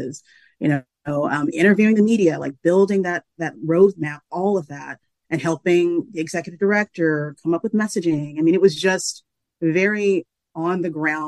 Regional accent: Macon, Georgia, United States; moved away; my newspaper was my hometown paper

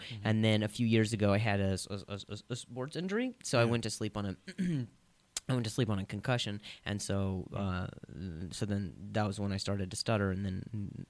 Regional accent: Indianapolis, Indiana, United States; also born or lived in Las Vegas; now in Los Angeles, United States; Yes, that's where I live, but I grew up in Indianapolis and then I lived in Vegas for a while.

